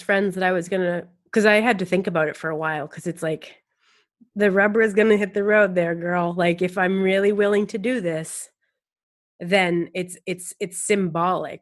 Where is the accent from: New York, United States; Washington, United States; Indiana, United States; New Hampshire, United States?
New Hampshire, United States; Lakes region of; I'm from the Lakes region of New Hampshire